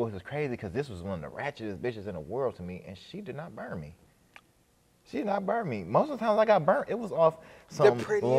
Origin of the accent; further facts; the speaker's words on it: Cleveland, Ohio, United States; I'm from Cleveland.